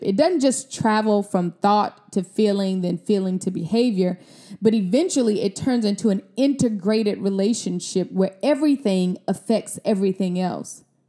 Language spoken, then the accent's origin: English; Mississippi, United States; I'm from Mississippi. I'm a country girl